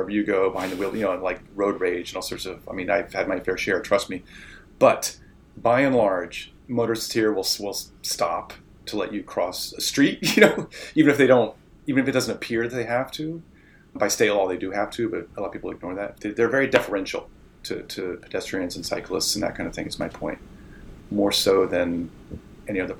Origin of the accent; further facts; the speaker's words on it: Central Ohio, United States; also born or lived in Eastern Pennsylvania / Manhattan, New York / Vermont; now in Portland, United States; I grew up in Central Ohio, moved to Eastern Pennsylvania.